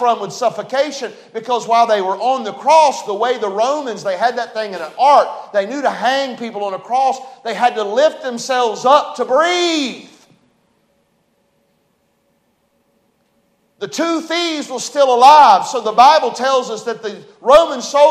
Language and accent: English; West Virginia, United States; accent: hillbilly talk; We're from West Virginia. I'm a hillbilly.